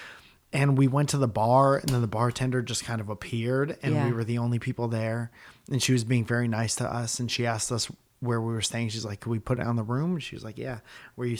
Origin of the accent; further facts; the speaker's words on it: Northeast, United States; moved away as an adult; also born or lived in Los Angeles, California; we're from the Northeast and we moved